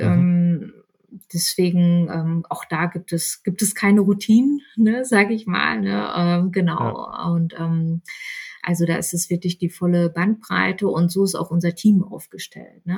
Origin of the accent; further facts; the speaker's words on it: Bielefeld, North Rhine-Westphalia, Germany; moved away as an adult; also born or lived in Berlin; bin dann mit meinem ähm, jetzigen Mann nach Bielefeld gezogen, ist meine Heimatstadt